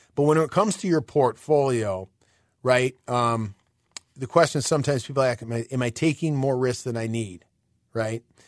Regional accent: Illinois, United States; we're from Illinois

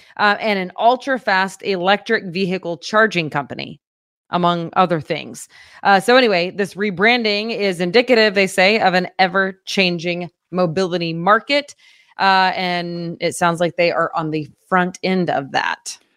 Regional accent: Fort Gibson, Oklahoma, United States; moved away; my hometown of Fort Gibson, Oklahoma

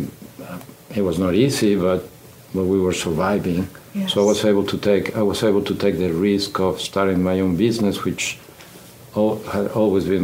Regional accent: Mexico; English is a second language; moved away as an adult; also born or lived in Monterrey, Mexico; now in Houston, United States; we could always come back to Mexico. So we decided to move to Houston. When I arrived, I did not speak the language. I did not speak English.

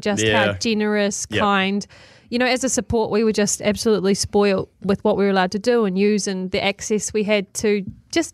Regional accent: Waimate, Canterbury, New Zealand; growing up in New Zealand

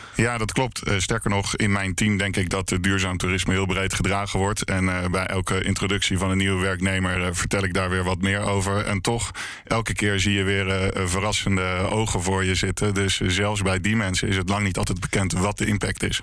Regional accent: Leiden, South Holland, Netherlands; zelf kom ik uit Leiden

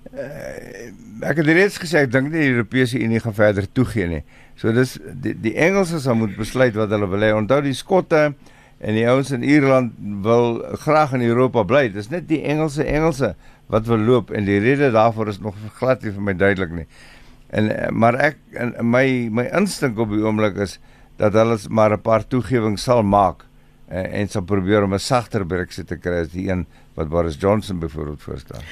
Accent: South Africa; ons as Suid-Afrikaners

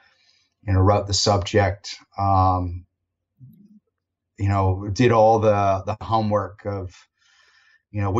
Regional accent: United States; now in Australia; I will always be an American, or a US-based American

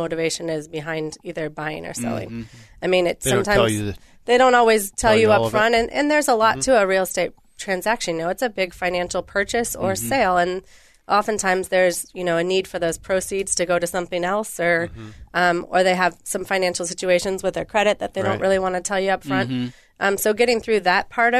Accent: Bay Area, California, United States; moved away as an adult; also born or lived in Palm Desert, California; now in Minnesota, United States; I was raised in the Bay Area in California

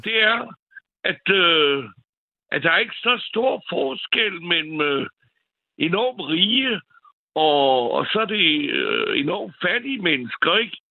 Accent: France; now in Copenhagen, Denmark; jeg er jo franskmand

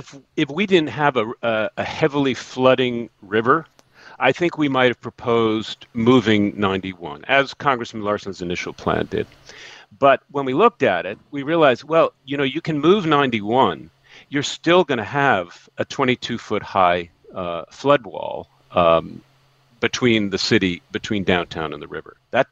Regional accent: East Hartford, Connecticut, United States; from my hometown of East Hartford

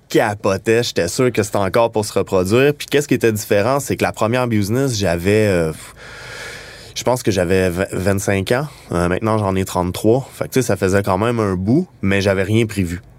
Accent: Montreal, Quebec, Canada; on vient de Montréal, puis qu'on design les produits d'ici

